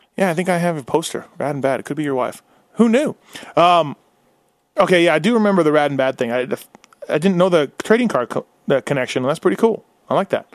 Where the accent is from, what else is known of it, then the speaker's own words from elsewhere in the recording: Canada; As a Canadian